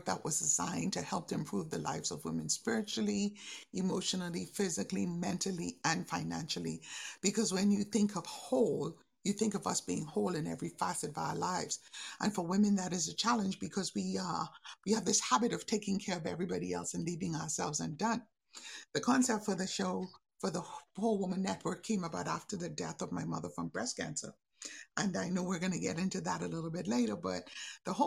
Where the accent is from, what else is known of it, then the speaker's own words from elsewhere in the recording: Bahamas; I'm from the Bahamas